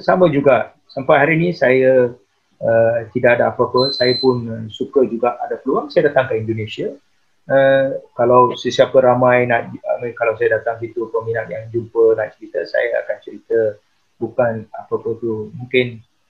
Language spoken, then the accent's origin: Malay; Selangor, Malaysia; saya daripada Selangor